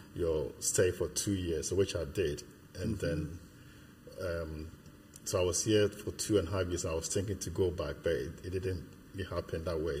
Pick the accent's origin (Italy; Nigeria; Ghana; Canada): Ghana; now in United Kingdom; I was born in Ghana. I, I, lived in Ghana my childhood in Ghana, but at this moment, I'll probably say I've lived more years in the UK than in Ghana.